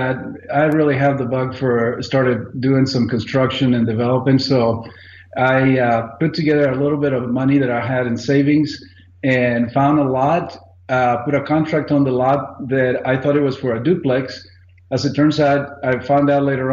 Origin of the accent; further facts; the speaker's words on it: Mexico; moved away as an adult; I am originally from Mexico. I lived all over the country. My father was in the highway department, so we moved around